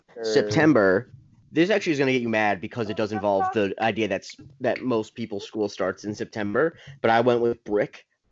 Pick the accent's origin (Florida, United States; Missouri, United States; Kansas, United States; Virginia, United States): Florida, United States; I'm from Florida